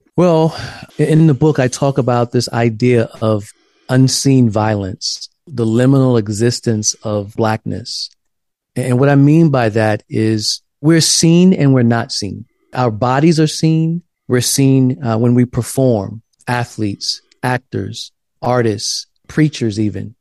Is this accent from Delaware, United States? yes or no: no; South Carolina, United States; now in Pasadena, United States; I grew up in South Carolina in a black church